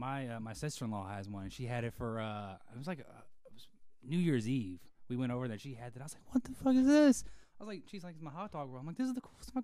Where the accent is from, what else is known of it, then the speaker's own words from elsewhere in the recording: Virginia, United States; moved away as an adult; also born or lived in Kansas; now in Kentucky, United States; Yeah, I was born in Kansas, but I lived in Virginia most of my life.